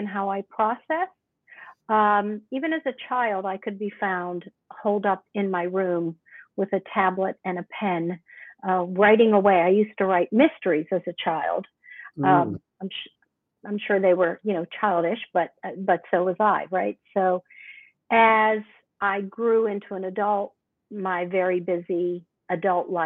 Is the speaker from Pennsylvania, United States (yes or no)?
yes; Pittsburgh, Pennsylvania, United States; Born and raised in Pittsburgh all my life.